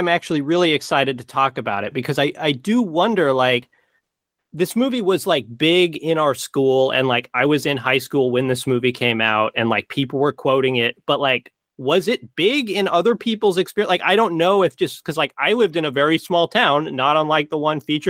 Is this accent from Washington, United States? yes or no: yes; Western Washington, United States; I'm from Western Washington